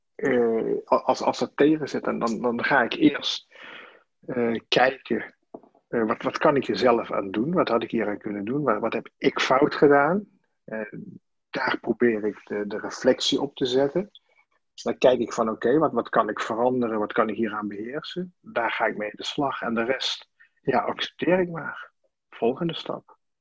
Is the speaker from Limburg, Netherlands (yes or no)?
yes; Sittard, Limburg, Netherlands; moved away as an adult; also born or lived in Amsterdam; ik kom uit Sittard vandaan. En, in Sittard daar ben ik geboren als, uh, als mijnwerkerszoon